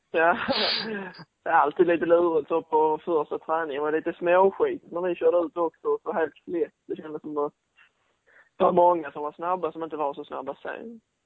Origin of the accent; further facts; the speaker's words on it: Sweden; som svensk